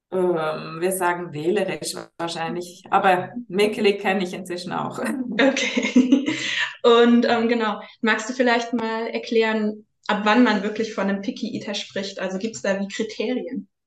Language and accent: German; Switzerland; Ich bin aus der Schweiz